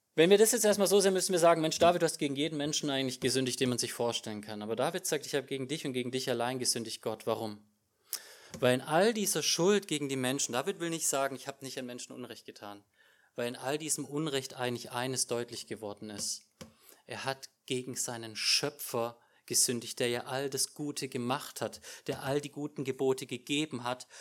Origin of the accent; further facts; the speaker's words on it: Germany; als Deutscher